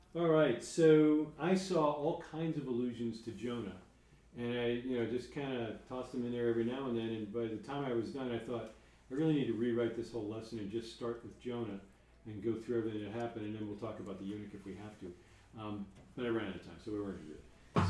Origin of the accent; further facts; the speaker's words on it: New York, United States; I'm from New York